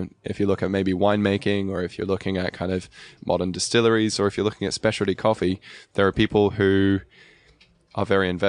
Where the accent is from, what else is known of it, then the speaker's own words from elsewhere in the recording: Norway; also born or lived in England; well, I'm originally from Norway, but I spent a lot of time in England. So who knows?